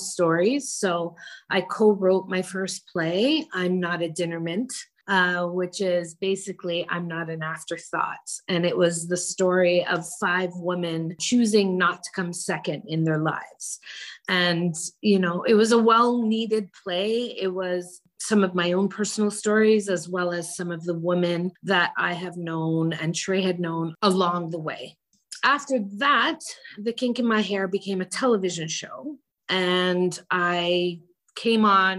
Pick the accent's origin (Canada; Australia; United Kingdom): Canada; also born or lived in Jamaica; we came to Canada, I was born in Jamaica, came to Canada at a very young age.